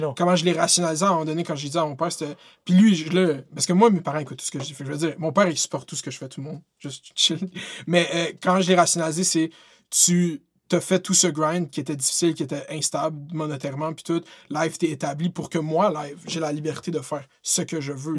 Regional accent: Quebec, Canada; je suis québécois

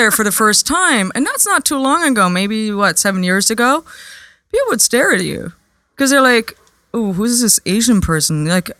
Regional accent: Germany; moved away as an adult; also born or lived in United Kingdom / New York; I grew up in Germany in a little village called Papenweiler.

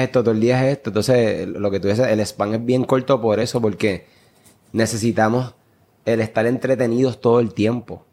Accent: Puerto Rico; como jóvenes puertorriqueños

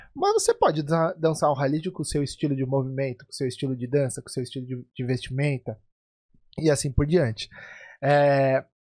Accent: Brazil; cresci no Brasil aprendendo percussão árabe sem ser árabe

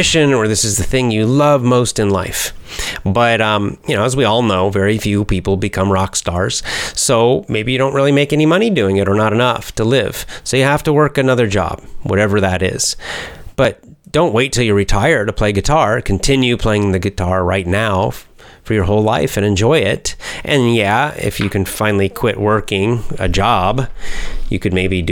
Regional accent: the South, United States; I was raised in the South in the United States

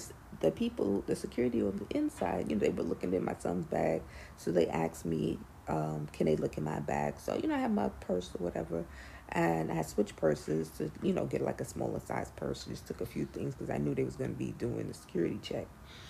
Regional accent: New York City, New York, United States; I'm a New Yorker, born and raised

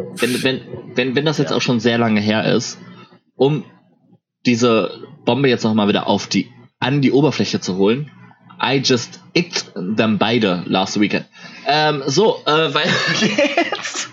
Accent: Ruhr area, North Rhine-Westphalia, Germany; moved away; ich komme ja ursprünglich aus dem Ruhrport

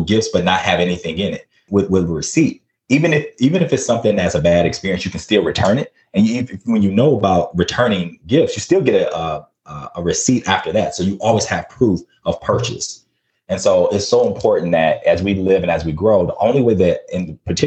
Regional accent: Flint, Michigan, United States; growing up in Flint, where I saw a lot

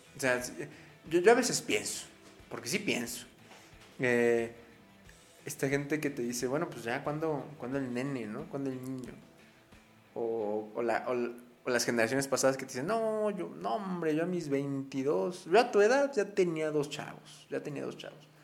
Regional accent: Mexico; nuestro país, mi México, mi tierra, donde se encuentra mi raza de bronce

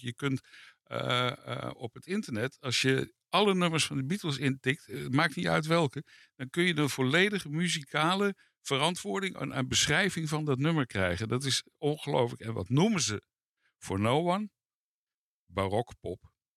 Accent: Netherlands; ik groeide op in Nederland

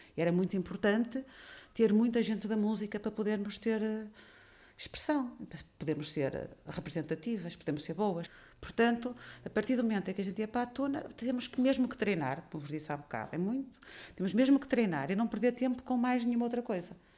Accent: Portugal

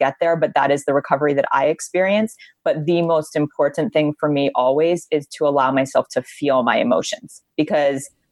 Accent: Honolulu, Hawaii, United States; moved away as an adult; now in Los Angeles, United States; my brother and I were both born and raised on Oahu in Honolulu, Hawaii

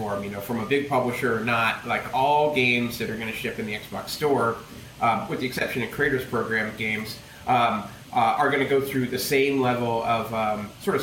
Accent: United States; as an American

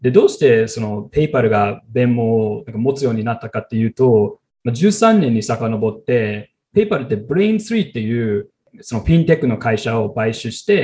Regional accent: Silicon Valley, California, United States; now in New York, United States; 私はシリコンバレー出身で、現在ニューヨークで経営企画の仕事をしているアメリカ人の

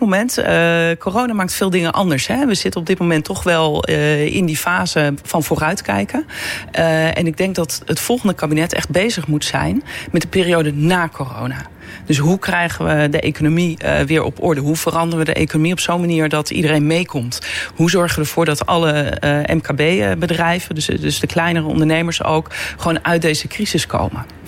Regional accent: Beets, North Holland, Netherlands; moved away as an adult; now in The Hague, Netherlands; ik kom uit het Noord-Hollandse. in Beets wonen heel veel mensen uit Amsterdam-Noord.

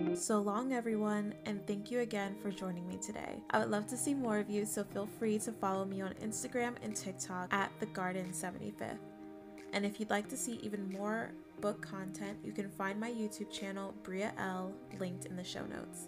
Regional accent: Arizona, United States; I'm a black girl growing up in Arizona

